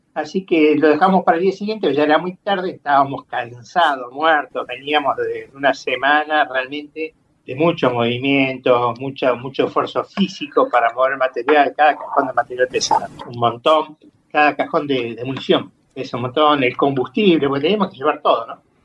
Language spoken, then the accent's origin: Spanish; Entre Ríos, Argentina; Soy de Entre Ríos, tengo familiares allá que en algún momento me dejaron manejar tractor